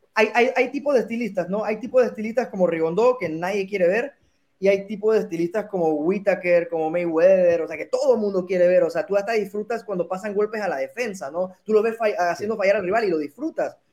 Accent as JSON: {"language": "Spanish", "country": "Mexico", "said": "Yo, como mexicano"}